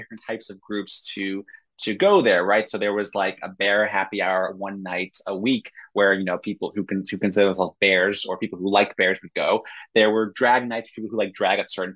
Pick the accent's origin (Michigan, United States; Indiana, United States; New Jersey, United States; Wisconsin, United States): Indiana, United States; Indianapolis, that's my home state